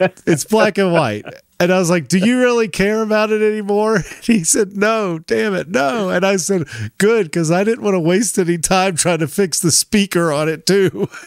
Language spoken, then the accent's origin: English; Tennessee, United States; when I was growing up in Tennessee in the nineties